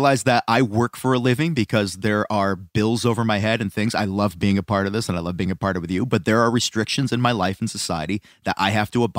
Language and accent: English; Scotland, United Kingdom; I can't help it that I'm Scottish and I have red in my beard.